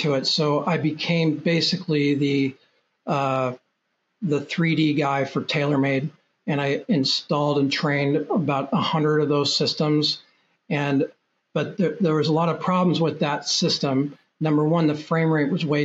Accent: Portland, Oregon, United States; I'm from Portland, Oregon

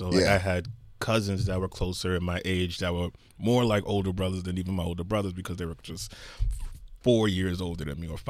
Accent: New York City, New York, United States; I'm from Lower Manhattan.

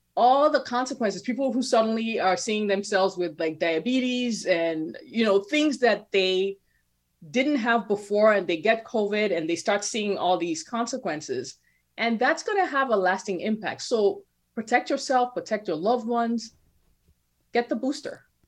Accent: Nigeria; moved away; growing up in Nigeria

